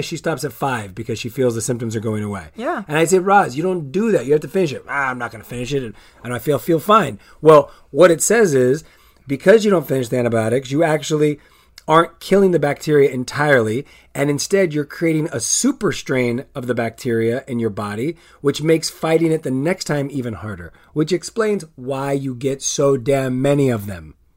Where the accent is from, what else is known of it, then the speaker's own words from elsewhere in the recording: La Puente, California, United States; I grew up on La Puente